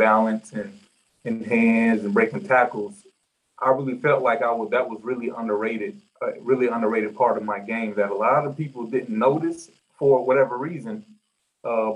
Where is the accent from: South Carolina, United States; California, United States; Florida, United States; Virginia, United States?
Florida, United States; moved away as an adult; also born or lived in Ames, Iowa; I'm a kid from Florida. And I'm moving all the way over to Ames, Iowa